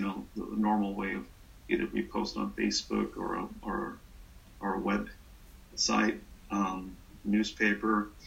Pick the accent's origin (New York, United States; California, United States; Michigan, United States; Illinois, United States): California, United States; Salinas; I was born and raised in Salinas